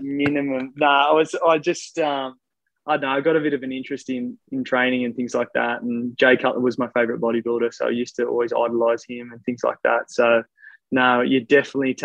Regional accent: Australia; I'm not Irish. I'm Australian

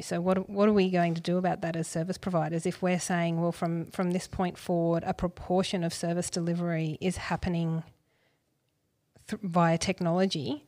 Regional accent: Gold Coast, Queensland, Australia; I grew up on the Gold Coast.

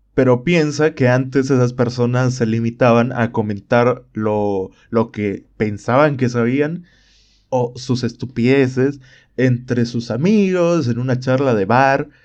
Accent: Bolivia; en mi país

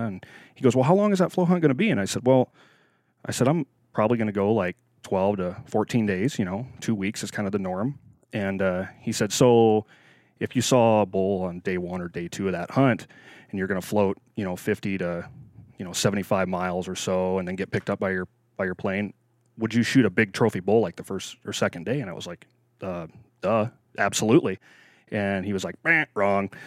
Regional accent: Nebraska, United States; moved away as an adult; also born or lived in Wyoming; now in Alaska, United States; I was, I was born and raised in the Midwest, uh, Nebraska boy, farm boy, um, till I was about twenty years old

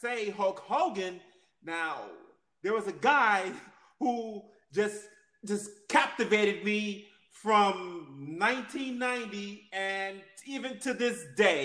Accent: New York City, New York, United States; I'm from Queens, New York.

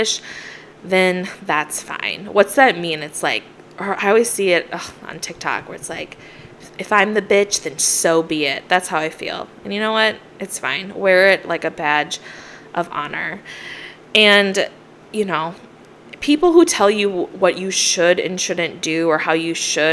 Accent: Minnesota, United States; Growing up in Minnesota and the snow

